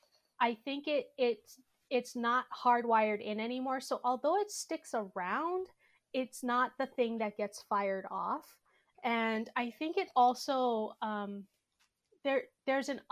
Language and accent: English; Honolulu, Hawaii, United States; I grew up in Honolulu, Hawaii.